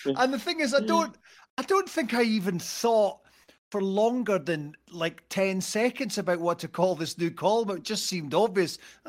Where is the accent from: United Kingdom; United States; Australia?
United Kingdom; Arbroath, Scotland; I was very lucky that I grew up in Arbroath, and one of the few places that had a genuine bona fide fairground